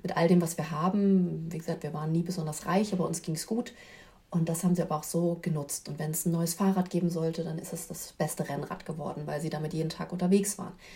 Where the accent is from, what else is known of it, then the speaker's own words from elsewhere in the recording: Berlin, Germany; ich bin in Berlin groß geworden